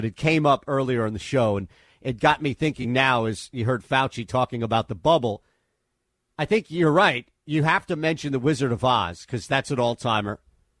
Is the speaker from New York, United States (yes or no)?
yes; Bronx, New York, United States; also born or lived in Southern Connecticut; We're from the same state and really the same region. He's from Long Island. I'm originally from the Bronx and then moved to Southern Connecticut.